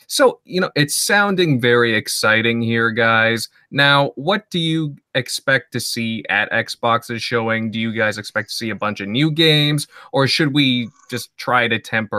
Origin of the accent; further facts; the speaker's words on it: Canada; accent: Canadian; Maybe it's my Canadian accent.